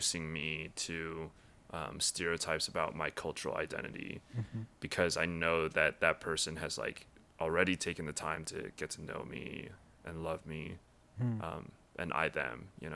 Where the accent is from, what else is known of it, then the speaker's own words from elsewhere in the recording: Littleton, Colorado, United States; also born or lived in Taiwan / Indiana; now in St. Louis, United States; I grew up in Lily White, Littleton, Colorado